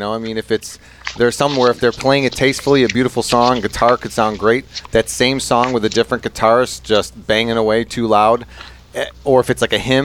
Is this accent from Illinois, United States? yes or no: yes; Addison, Illinois, United States; moved away as an adult; also born or lived in Rhode Island / Cleveland, Ohio; in Addison, Illinois, down in Addison, St. Joseph's, that's I spent a lot of time there.